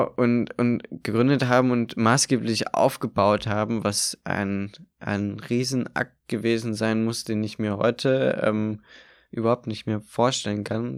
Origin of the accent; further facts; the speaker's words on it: Eichwalde, Brandenburg, Germany; also born or lived in Berlin; Ich bin zwar in Eichwalde aufgewachsen